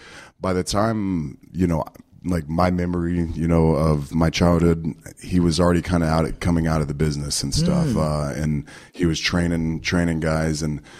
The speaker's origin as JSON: {"language": "English", "town": "Pensacola", "region": "Florida", "country": "United States", "tie": "born or raised there", "said": "Pensacola, Florida."}